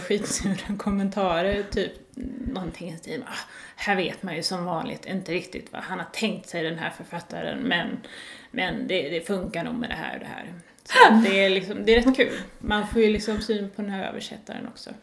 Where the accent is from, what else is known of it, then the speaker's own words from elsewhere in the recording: Lund, Skåne, Sweden; Jag kom ju från Lund